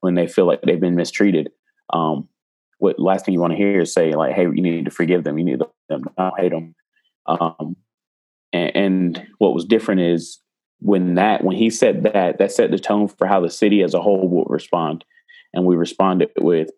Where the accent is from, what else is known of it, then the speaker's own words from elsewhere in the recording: Greenwood, South Carolina, United States; also born or lived in Charleston, South Carolina; I'm from South Carolina, but I was born in the upstate in a small town called Greenwood. And I moved to Charleston